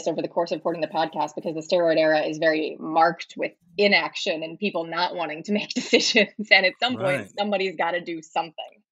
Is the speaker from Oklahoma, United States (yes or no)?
no; St. Louis, Missouri, United States; I'm from St. Louis, so I grew up with baseball everywhere